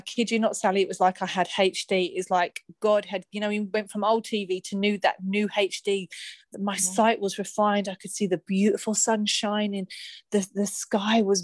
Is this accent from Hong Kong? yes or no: no; Luton, East of England, United Kingdom; I'm from Luton